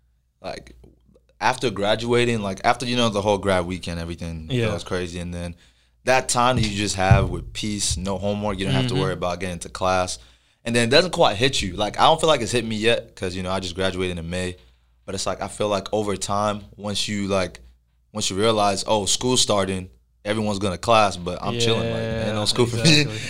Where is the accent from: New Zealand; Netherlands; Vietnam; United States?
United States; Plano, Texas; growing up in Plano, you know, like, a lot of your friends coming out of high school are from Plano.